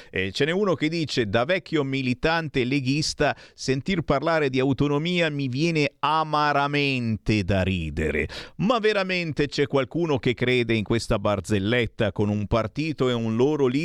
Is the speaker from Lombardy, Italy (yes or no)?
no; Tuscany, Italy; Oggi purtroppo da toscano spero invece senti qua, di rimanere attaccato a Roma, dove almeno c'è un governo di centrodestra e non lo strapotere PD come da noi.